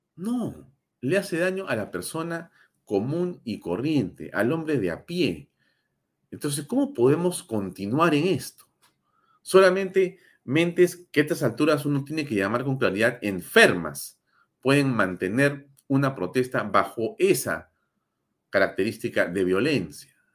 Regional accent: Peru; somos los peruanos

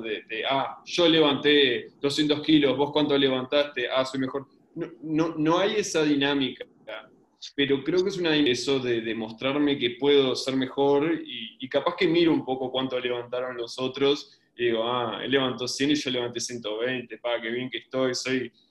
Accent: Uruguay; tengo un acento raro porque soy uruguayo

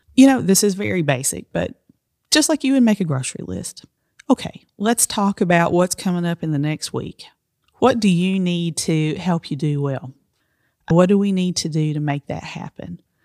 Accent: Appalachia, United States; I'm Appalachian

